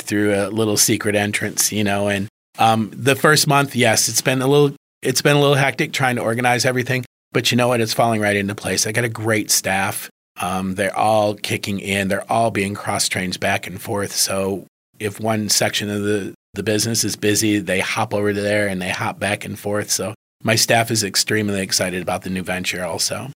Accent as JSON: {"language": "English", "town": "Marine City", "region": "Michigan", "country": "United States", "tie": "born or raised there", "said": "That's actually my hometown. I grew up in Marine City"}